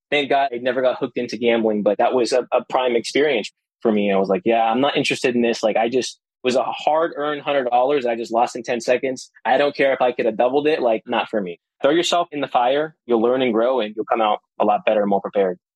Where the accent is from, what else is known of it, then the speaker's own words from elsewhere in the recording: Las Vegas, Nevada, United States; moved away as an adult; now in Orlando, United States; I was born and raised in Las Vegas